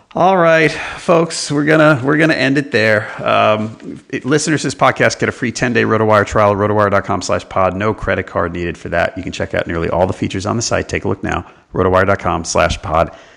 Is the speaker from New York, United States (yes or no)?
yes; New York, United States; now in Charlotte, United States; I grew up in New York